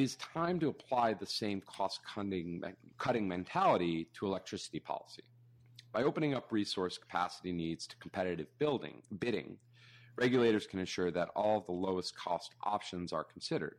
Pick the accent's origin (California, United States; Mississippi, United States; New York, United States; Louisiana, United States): New York, United States; I'm a New Yorker